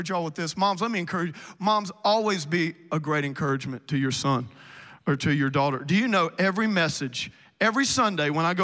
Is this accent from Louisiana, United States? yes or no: yes; South Louisiana, United States; moved away; I'm originally from South Louisiana, like Cajun